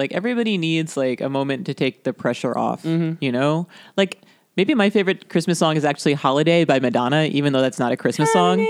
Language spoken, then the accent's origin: English; South Florida, United States; I grew up in South Florida